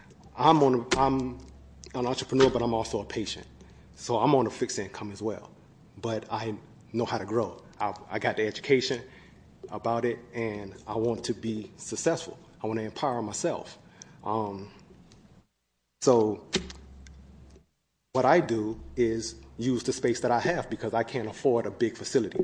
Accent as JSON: {"language": "English", "region": "Georgia", "country": "United States", "moved": "as an adult", "lives_now": "Sacramento, United States", "said": "I'm from Georgia. I moved here about 2.5 years ago, and I just recently moved to Sacramento in July."}